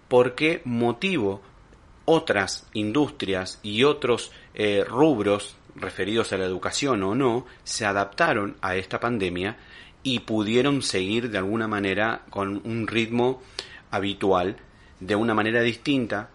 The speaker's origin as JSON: {"language": "Spanish", "country": "Argentina", "said": "como pueblo argentino"}